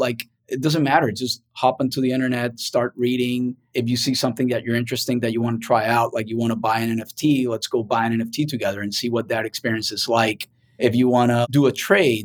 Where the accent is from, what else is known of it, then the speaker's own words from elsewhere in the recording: Cartagena, Bolívar, Colombia; now in United States; I grew up in Colombia and basically in Cartagena